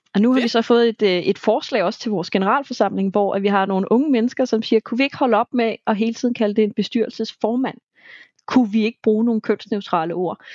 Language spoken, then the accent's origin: Danish; South Zealand, Denmark; now in Copenhagen area, Denmark; jeg selv fra Sydsjælland